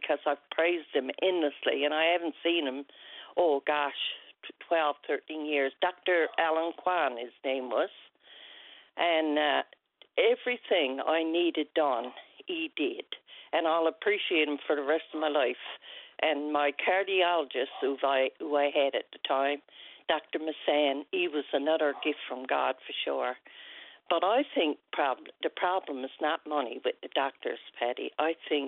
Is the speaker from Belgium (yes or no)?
no; Wesleyville, Newfoundland and Labrador, Canada; my hometown of Wesleyville